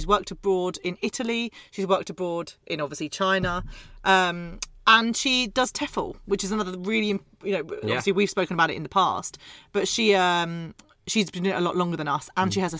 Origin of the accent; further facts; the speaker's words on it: Scotland, United Kingdom; I'm Scottish.